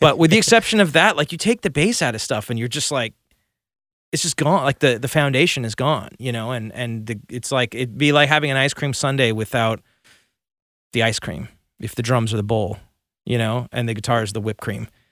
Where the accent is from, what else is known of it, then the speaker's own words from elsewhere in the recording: Burbank, California, United States; also born or lived in Santa Monica, California; I grew up in Burbank